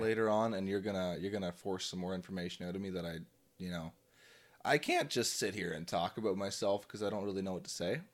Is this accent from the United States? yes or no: no; Drayton, Ontario, Canada; I grew up in the Drayton, Ontario area.